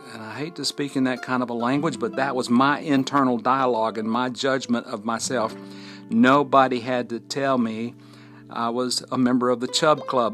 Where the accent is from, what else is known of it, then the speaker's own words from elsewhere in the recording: Fort Payne, Alabama, United States; recording from my hometown, Fort Payne, Alabama, at the foot of Lookout Mountain.